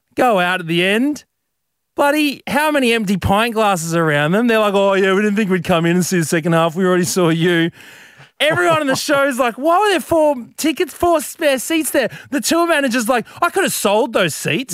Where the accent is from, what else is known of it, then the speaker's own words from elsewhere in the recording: Brisbane, Queensland, Australia; moved away; I'm from Brizzy, Brizzy boy.